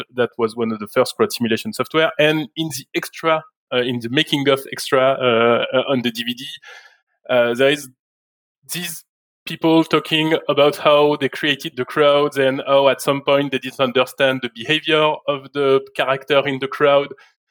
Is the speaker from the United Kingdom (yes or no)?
no; France; moved away as an adult; now in Montreal, Canada; I was born in France, and I worked for the vast majority of my career up until last year in France